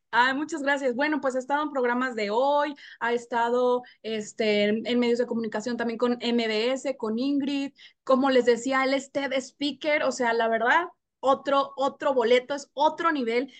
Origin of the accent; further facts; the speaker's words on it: Monterrey, Nuevo León, Mexico; moved away; Ricardo y yo, o sea, somos de Monterrey